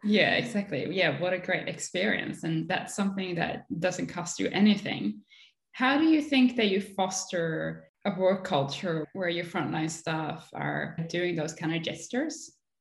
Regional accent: Sweden; both of us grew up in a very cold place.

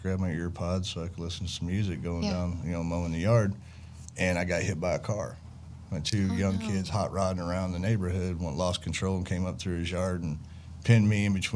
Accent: Chapin, Illinois, United States; Born and raised in Chapin, Illinois. I grew up on a family farm

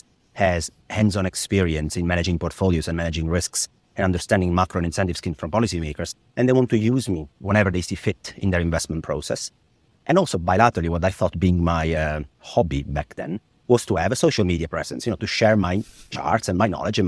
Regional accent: Italy; English is a second language; My mother was the treasurer of a small regional Italian bank in my hometown, which meant that she was very involved in Italian bond market to start

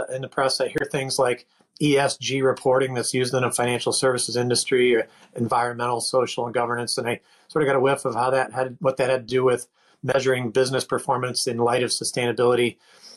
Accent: Northeast of the United States, United States; moved away as an adult; also born or lived in Pittsburgh, Pennsylvania / Washington, D.C. / Seattle area; I grew up in the Northeast of the United States.

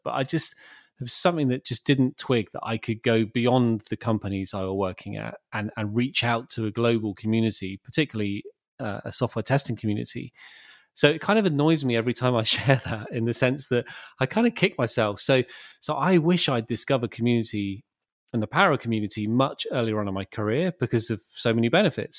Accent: Bournemouth, South West England, United Kingdom; moved away as an adult; also born or lived in London; back in my hometown of Bournemouth

